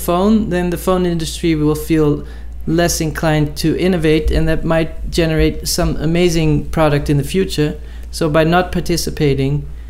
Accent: Netherlands; I'm from the Netherlands and from a farmer's family

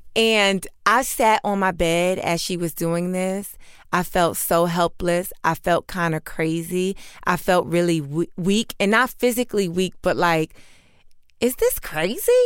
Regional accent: New York City, New York, United States; I grew up in New York City

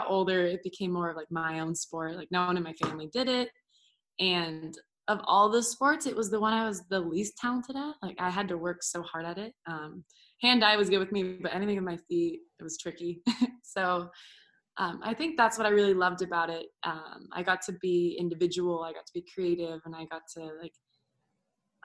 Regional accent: California, United States; moved away as an adult; also born or lived in Orlando; I grew up in California

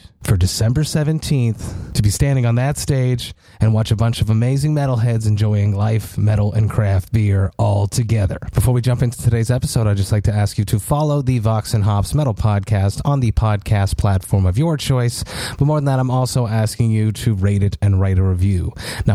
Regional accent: Montreal, Quebec, Canada; my hometown of Montreal

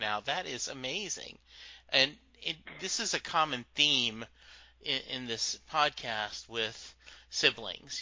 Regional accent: Louisiana, United States; Growing up in Louisiana, though, um, a very different culture

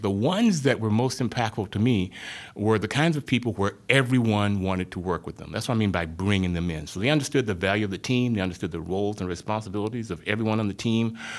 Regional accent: rural Arkansas, United States; moved away; I grew up in, uh, rural Arkansas, um, small town about a hundred miles southwest of Little Rock, thirty miles north of the Louisiana border

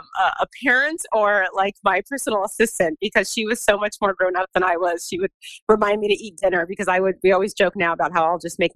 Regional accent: California, United States; also born or lived in East Coast; So I'm actually originally from Southern California, but we kind of just moved around a lot as a family and wound up on the East Coast.

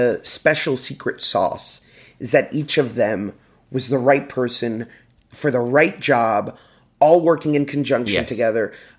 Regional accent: Cleveland, Ohio, United States; I'm from Cleveland.

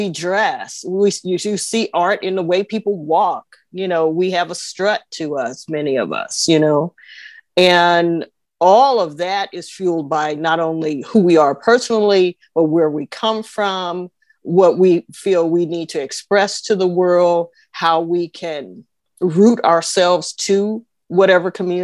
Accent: Oakland, California, United States; kids growing up in Oakland

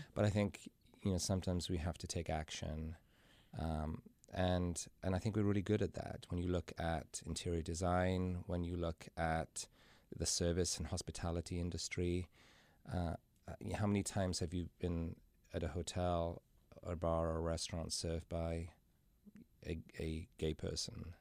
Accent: Carmarthen, Wales, United Kingdom; moved away as an adult; now in Cincinnati, United States; I was born and raised in Wales in a little town called Carmarthen.

